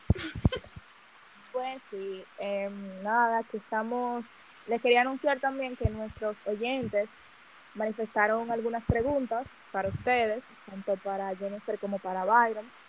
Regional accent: Santo Domingo, Distrito Nacional, Dominican Republic; Yo soy de Santo Domingo. Villa Jaragua.

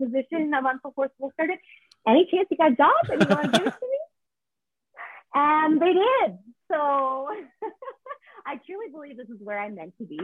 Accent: Fredericton, New Brunswick, Canada; moved away as an adult; now in Alberta, Canada; I grew up in the city. So, I grew up in the capital of New Brunswick.

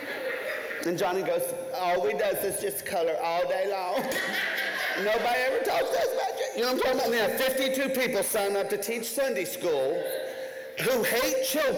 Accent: Nashville, Tennessee, United States; I come from Nashville, Tennessee

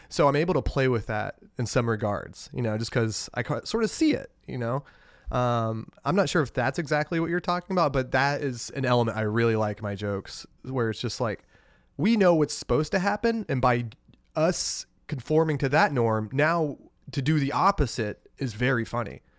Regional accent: Alabama, United States; moved away as an adult; now in Portland, United States; growing up in Alabama, it's culturally repressive

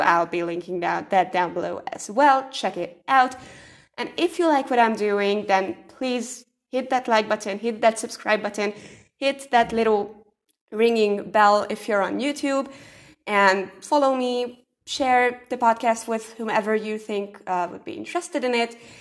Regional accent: Hungary; I'm from Hungary

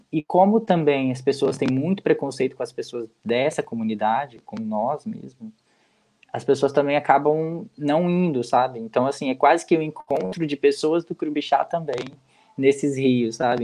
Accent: João Neiva, Espírito Santo, Brazil; nós do bairro onde eu moro, onde eu cresci e vivi praticamente toda a minha vida lá, é, que é o bairro Crubixá

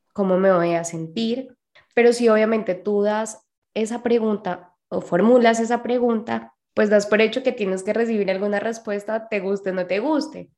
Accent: Colombia; de Colombia

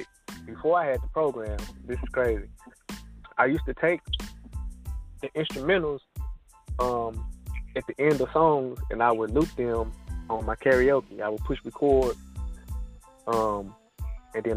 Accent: Fort Worth, Texas, United States; moved away; I was born and raised in Lake Como. Lake Como, Texas, that's my neighborhood

